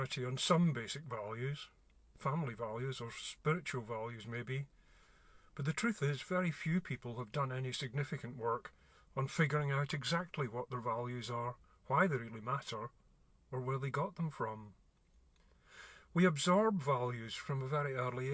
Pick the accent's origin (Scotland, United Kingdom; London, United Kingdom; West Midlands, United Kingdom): Scotland, United Kingdom; Glasgow; I grew up in Glasgow in the 60s